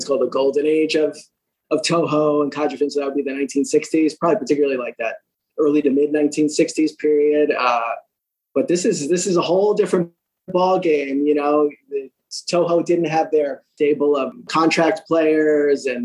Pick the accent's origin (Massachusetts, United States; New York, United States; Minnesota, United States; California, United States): New York, United States; I'm a New Yorker